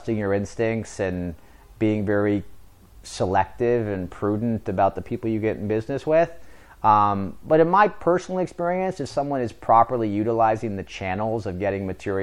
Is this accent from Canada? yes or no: yes; Canada; moved away as an adult; now in Los Angeles, United States; I'm from Canada.